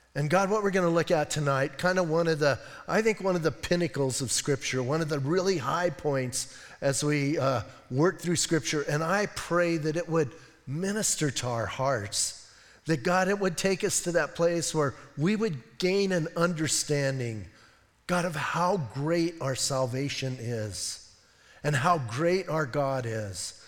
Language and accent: English; Bisbee, Arizona, United States; I'm from Bisbee